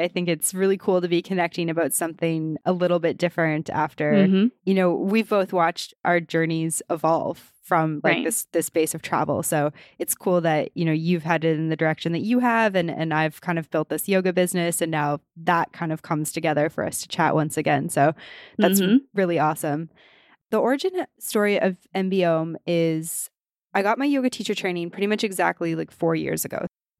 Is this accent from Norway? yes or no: no; Western Canada, Canada; Like, I grew up in Western Canada and I was like, oh, Gone with the Wind?